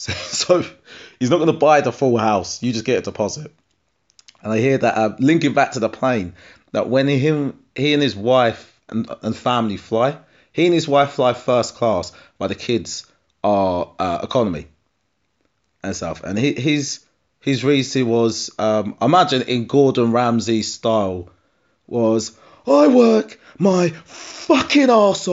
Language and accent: English; East of England, United Kingdom; So a lot of people say to me that I don't really sound like I'm from Essex when I talk. Get a few beers in me, and I do. Get me angry, and I do.